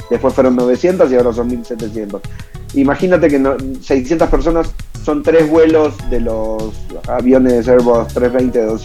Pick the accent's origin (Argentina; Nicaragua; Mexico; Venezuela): Argentina; born there; del sentimiento de los que nacimos en Argentina y amamos la Pampa en invierno, sus atardeceres y todo lo que involucra